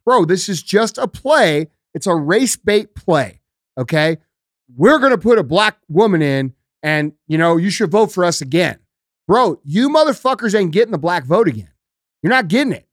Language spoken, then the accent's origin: English; United States; We as American citizens